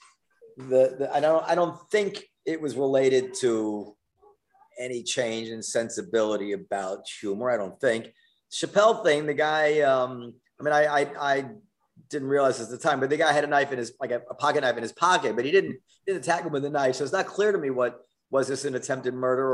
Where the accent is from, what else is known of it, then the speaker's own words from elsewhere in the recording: New York City, New York, United States; my experience growing up in New York City